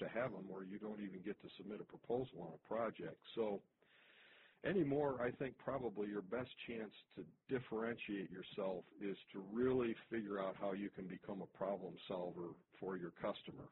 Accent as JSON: {"language": "English", "town": "Toledo", "region": "Ohio", "country": "United States", "tie": "born or raised there", "said": "my hometown here of Toledo, Ohio"}